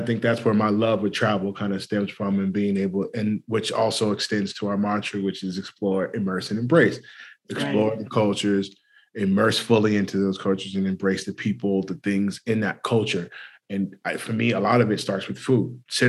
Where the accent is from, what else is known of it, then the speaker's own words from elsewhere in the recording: California, United States; also born or lived in South Carolina; I grew up in California, but I was born in South Carolina. But moving back to South Carolina, a lot of the family members would say my mom cooked white